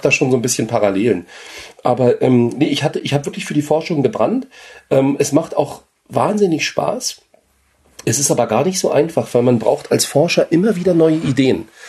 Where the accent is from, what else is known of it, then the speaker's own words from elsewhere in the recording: Berlin, Germany; moved away as an adult; also born or lived in France; ich komme ja aus Ostberlin